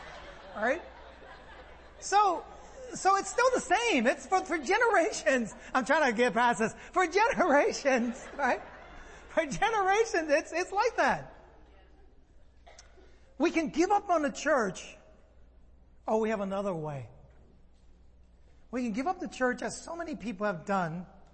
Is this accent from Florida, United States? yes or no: no; San Francisco, California, United States; I'm from San Francisco. I like sourdough a lot. I grew up with sourdough